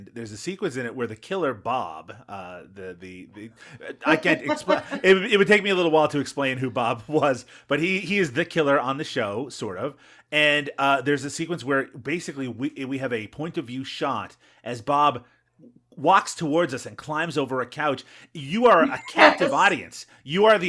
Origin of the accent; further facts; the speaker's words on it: Newfoundland and Labrador, Canada; I grew up in Newfoundland, Canada, which has its own time zone